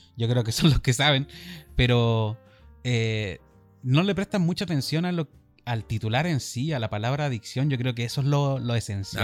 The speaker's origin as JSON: {"language": "Spanish", "town": "Iquique", "region": "Tarapacá", "country": "Chile", "said": "somos de Iquique. Chile, norte de Chile"}